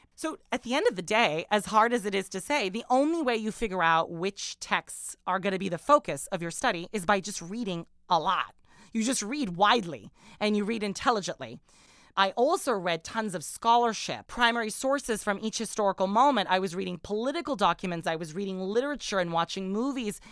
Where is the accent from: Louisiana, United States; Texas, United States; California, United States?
California, United States; Orange County; also born or lived in Middle East; when I was a teenager growing up in Orange County, California